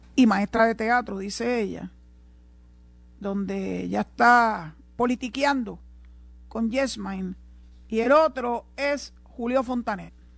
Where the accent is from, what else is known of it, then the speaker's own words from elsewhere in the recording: Puerto Rico; Aquí no hay nadie más puertorriqueño que yo, ni yo soy más puertorriqueña que nadie. Somos puertorriqueños